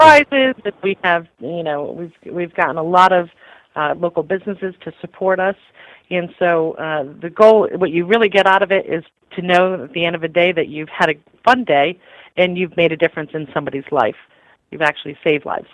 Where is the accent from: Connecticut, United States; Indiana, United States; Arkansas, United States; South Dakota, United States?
Connecticut, United States; the Lower Naugatuck Valley; I'm originally from the Valley.